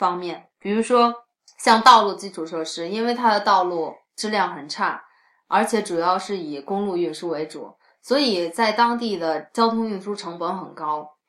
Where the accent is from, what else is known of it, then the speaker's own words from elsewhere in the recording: China; 尤其是我们中国人可能比较有比较强的这种中国的传统和生活方式在里面